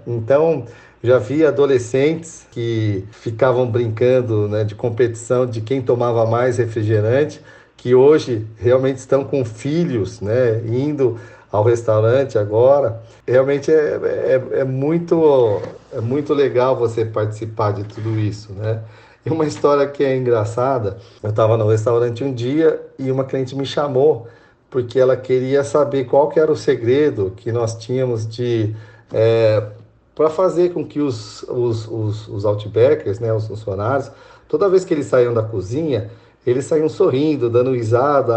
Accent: São Roque, São Paulo, Brazil; Eu sou paulistano, mas é, fui em São Paulo só para nascer, né? Porque, na verdade, minha família morava em São Roque

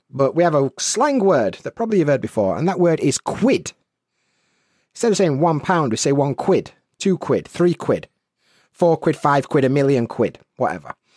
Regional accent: Sheffield, Yorkshire and the Humber, United Kingdom; I grew up in Yorkshire, in Sheffield, to be precise.

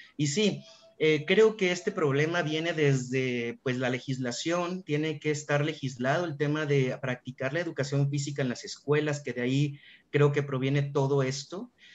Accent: Aguascalientes, Mexico; yo soy originario de Aguascalientes

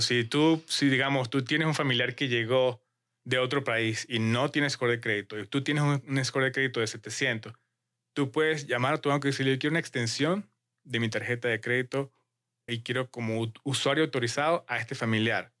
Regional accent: Mérida, Venezuela; now in Utah, United States; vengo de Mérida, Venezuela, donde es una ciudad de muchas montañas

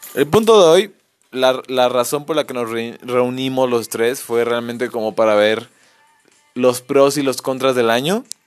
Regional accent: Mexico; somos mexicanos

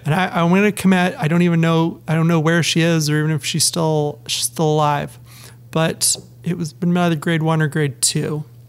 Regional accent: Penticton, British Columbia, Canada; moved away as an adult; also born or lived in Ottawa, Ontario; now in Ontario, Canada; as a British Columbian living in Ontario

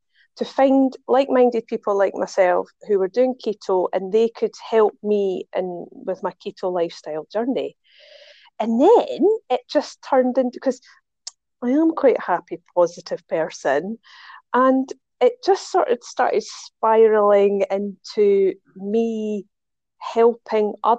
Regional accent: Scotland, United Kingdom; accent: Scottish; now in Dubai, United Arab Emirates; I'm Scottish. I live in Dubai

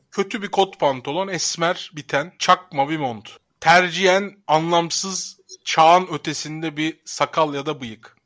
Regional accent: Sivrihisar, Eskişehir, Turkey; Ben Eskişehir Sivrihisarlıyım

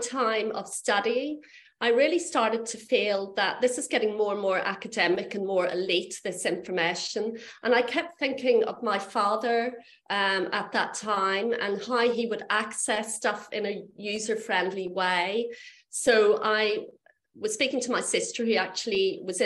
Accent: Belfast, Northern Ireland, United Kingdom; I grew up in Belfast

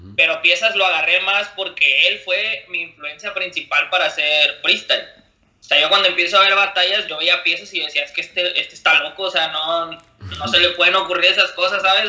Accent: Monterrey, Nuevo León, Mexico; soy de Monterrey, México.

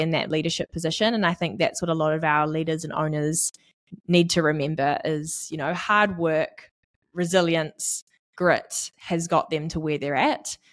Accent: Auckland, New Zealand; now in Tauranga, New Zealand; I grew up in East Auckland and I am now based in Tauranga

